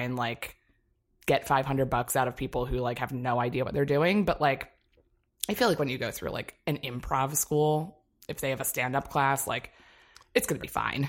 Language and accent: English; Annapolis, Maryland, United States; moved away; I'm from Annapolis, Maryland